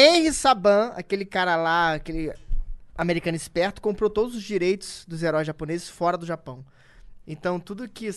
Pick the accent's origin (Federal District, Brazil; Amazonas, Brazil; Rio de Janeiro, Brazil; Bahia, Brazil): Rio de Janeiro, Brazil; eu sou nascido e criado na Cidade de Deus